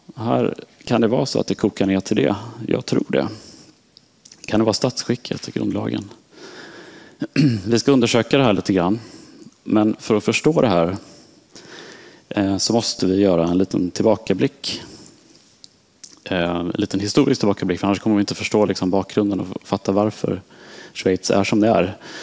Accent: Sweden; moved away as an adult; also born or lived in Switzerland; som svensk

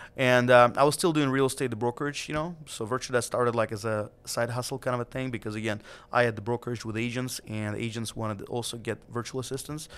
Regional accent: Siberia, Russia; now in United States; back in the days when I was a kid, growing up in Siberia and Russia

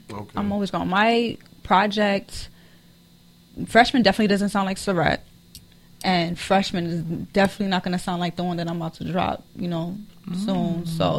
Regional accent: New York, United States; born or raised there; moved away

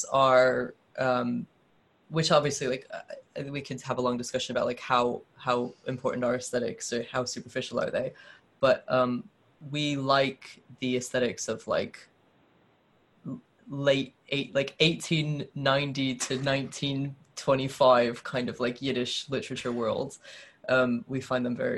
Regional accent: United States; moved away as an adult; now in Glasgow, United Kingdom; as an American

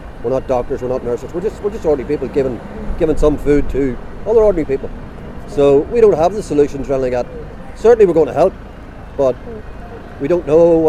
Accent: Newry, Northern Ireland, United Kingdom; We're from Newry, County Down, yeah.

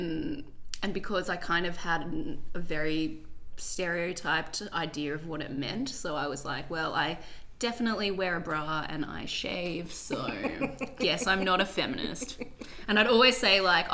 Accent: Sydney, New South Wales, Australia; moved away as an adult; now in Melbourne, Australia; I'm from Sydney

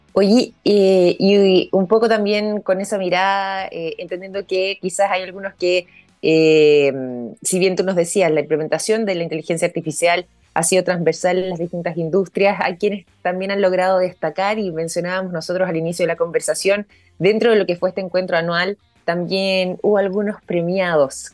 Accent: Chile; nosotros como chilenos

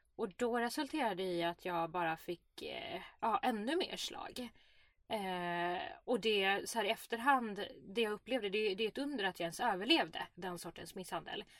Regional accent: Sweden; Jag är ändå uppvuxen i Sverige, ett öppet samhälle

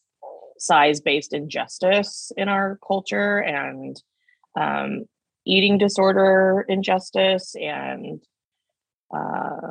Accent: Canby, Oregon, United States; moved away as an adult; also born or lived in New York City; now in Los Angeles, United States; I grew up off my tribal homelands in the Willamette Valley, Oregon, in a small town called Canby, which is about 20 miles south of Portland

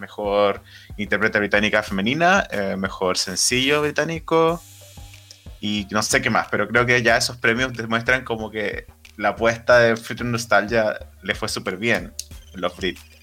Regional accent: Puente Alto, Santiago Metropolitan Region, Chile; yo soy de Puente Alto, entonces mucho de mi, de mi juventud

